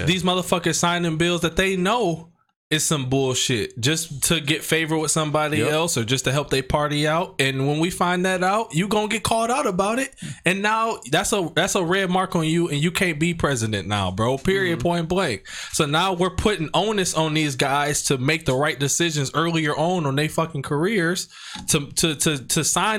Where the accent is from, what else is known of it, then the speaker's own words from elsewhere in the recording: Alabama, United States; The people that's in Alabama would still vote for me because I'm from Alabama.